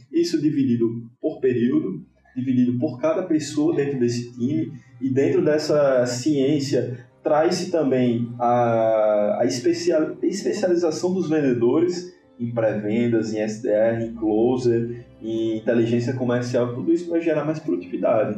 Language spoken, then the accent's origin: Portuguese; Natal, Rio Grande do Norte, Brazil; sou aqui de Natal, sou potiguar, eu, Potiguar, é morador de Ponta Negra, então nada, nada mais Potiguar do que isso